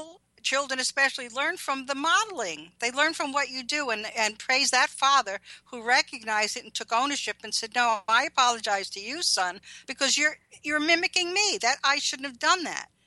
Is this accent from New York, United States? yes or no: yes; Levittown, New York, United States; also born or lived in Brooklyn, New York; Brooklyn till I was 7, and then Levittown, Long Island.